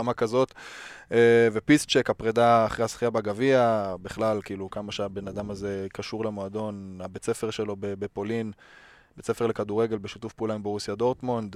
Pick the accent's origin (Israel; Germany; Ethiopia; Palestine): Germany; the Ruhr area, North Rhine-Westphalia; moved away; האזור של, אה, שגם אני מגיע ממנו